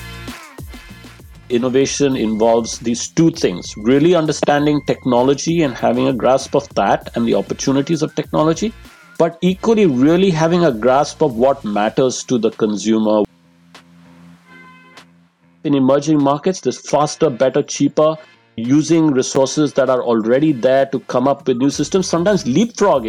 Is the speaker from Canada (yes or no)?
no; India; moved away as an adult; also born or lived in Delhi, India / Los Angeles, United States / Netherlands / London, United Kingdom; now in Cambridge, United Kingdom; I grew up in India. I lived in many parts of the country.